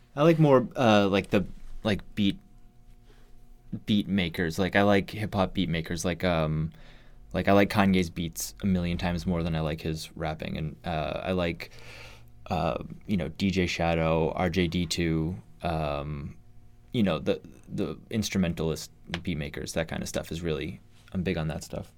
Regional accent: Massachusetts, United States; moved away as an adult; now in Seattle, United States; I grew up in Massachusetts

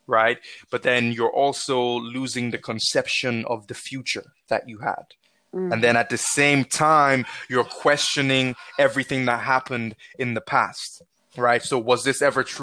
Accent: Nigeria; now in Ireland; growing up in Nigeria through to sort of my early adulthood here in Ireland

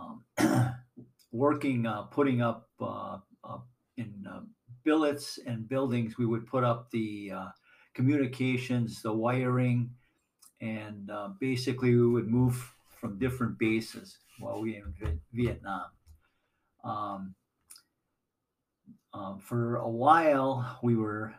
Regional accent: West Allis, Wisconsin, United States; also born or lived in Chicago, Illinois; we moved up to West Dallas, Wisconsin, and we all grew up in West Dallas, went to schools and high school in West Dallas

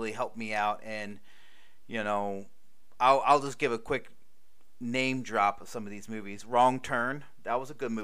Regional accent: Maryland, United States; I'm from Maryland.

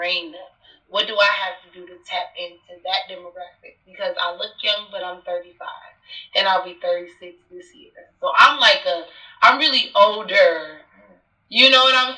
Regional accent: Rochester, United States; I'm from Rochester

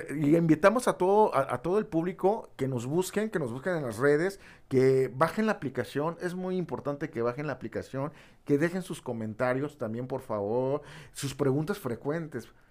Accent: Tabasco, Mexico; yo soy de Tabasco

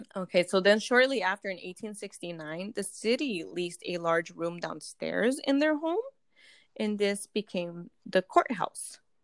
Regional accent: California, United States; we are from California

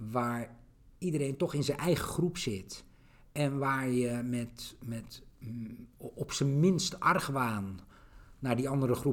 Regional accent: Netherlands; ik kom uit Nederland.

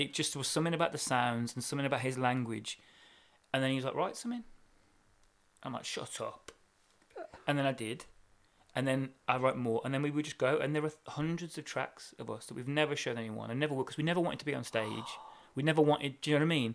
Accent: Birmingham, West Midlands, United Kingdom; we're from Brom as well

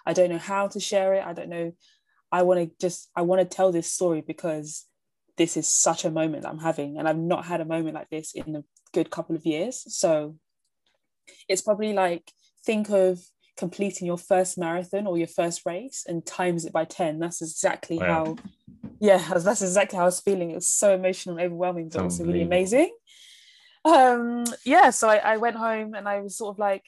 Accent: London, United Kingdom; I'm born and raised in London

